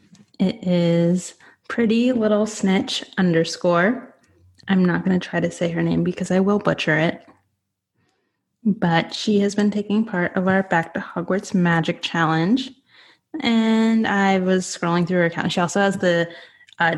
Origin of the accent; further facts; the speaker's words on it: Pennsylvania, United States; Yeah, she's from the area where I grew up in Pennsylvania when we were younger.